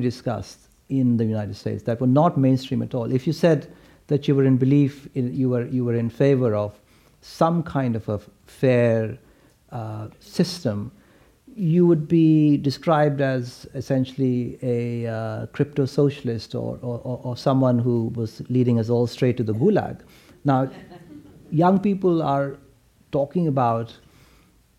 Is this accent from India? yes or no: yes; India; when I was growing up in India in the 70s and 80s